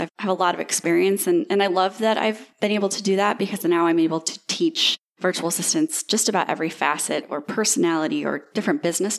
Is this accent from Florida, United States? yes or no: yes; Destin, Florida, United States; I am from Destin, Florida, and I am 34 years old.